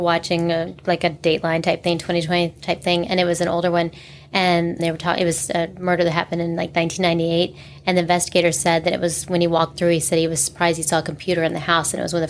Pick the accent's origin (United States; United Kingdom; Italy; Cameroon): United States; Hannibal, Missouri; I'm from Hannibal, Missouri, which is hometown of Mark Twain.